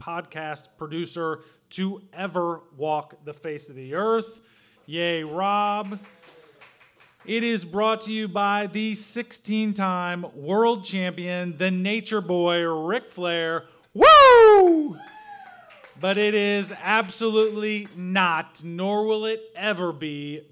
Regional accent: Southern Illinois, United States; moved away as an adult; now in Brownsburg, Indiana, United States; I grew up in Southern Illinois

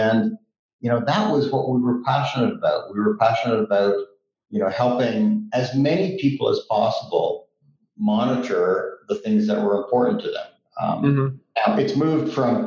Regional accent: Switzerland; moved away; also born or lived in Canada; we grew up in Switzerland, and we moved to Canada. My mom is Canadian

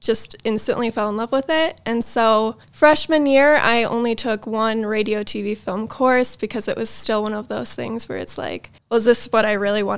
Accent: Libertyville, Illinois, United States; now in Door County, Wisconsin, United States; I'm originally from Libertyville, Illinois

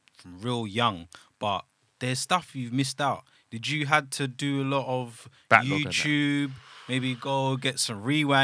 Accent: Enfield, London, United Kingdom; So I'm from Enfield, North London.

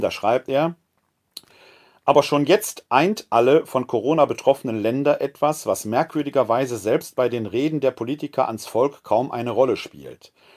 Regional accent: Ruhr area, North Rhine-Westphalia, Germany; now in Wuppertal, Germany; Ich selbst bin ein Kind des Ruhrgebietes

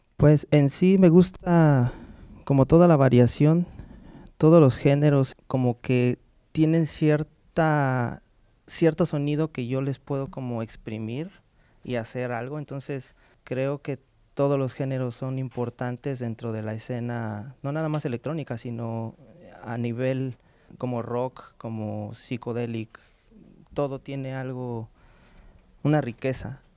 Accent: Mexico City, Mexico; yo soy ah, originario de la Ciudad de México

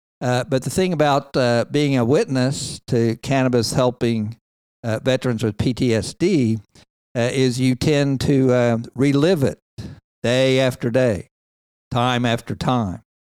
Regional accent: Texas, United States; And now I'm just a Texan for medical marijuana.

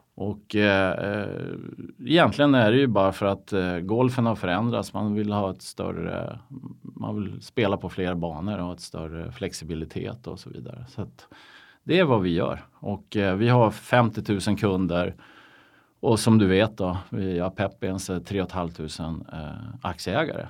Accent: Umeå, Västerbotten County, Sweden; now in Stockholm, Sweden; Jag är, jag är från Umeå, eller Ume som vi säger Just där uppe

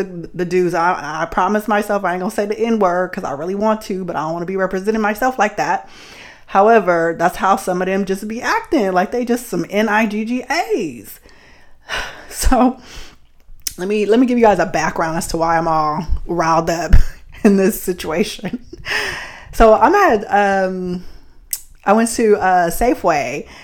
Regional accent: Bay Area, California, United States; growing up in the Bay Area

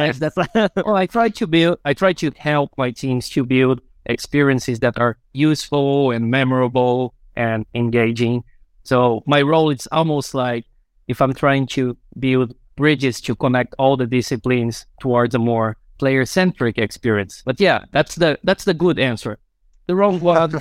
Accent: Brazil; now in Finland; I'm originally from Brazil

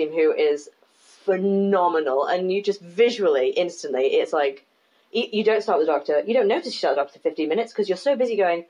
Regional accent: Leeds, Yorkshire and the Humber, United Kingdom; I'm from Leeds. I'm from Leeds. And it's nice to see people and hear people who sound like my family.

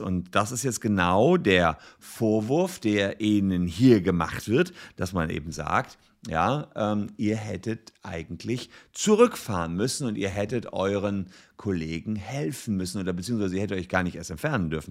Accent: Gevelsberg, North Rhine-Westphalia, Germany; in meiner Heimatstadt Gefelsberg

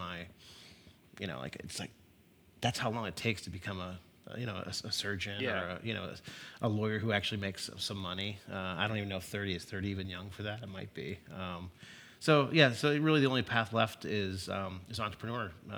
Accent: Youngstown, Ohio, United States; moved away as an adult; also born or lived in Cincinnati, Ohio; I grew up in Youngstown, Ohio, so Northeast Ohio. I came to Cincinnati in 1990 to come to University of Cincinnati

